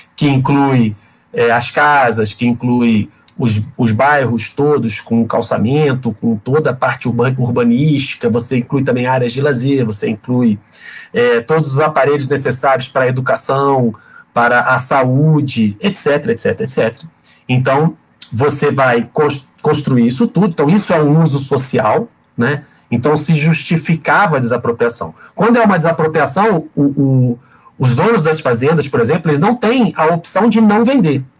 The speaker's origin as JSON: {"language": "Portuguese", "town": "Volta Redonda", "region": "Rio de Janeiro", "country": "Brazil", "tie": "born or raised there", "said": "que é nascida e criada em Volta Redonda, como eu"}